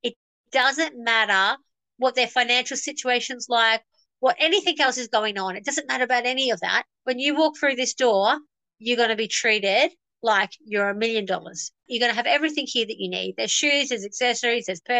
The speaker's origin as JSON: {"language": "English", "town": "Logan", "region": "Queensland", "country": "Australia", "tie": "born or raised there", "said": "I grew up in Woodridge, so I've spent a lot of my life in Logan with a single mum"}